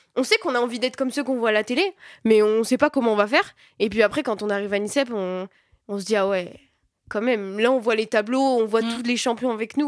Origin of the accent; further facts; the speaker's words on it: south of France, France; moved away; je viens bah, du sud de la France moi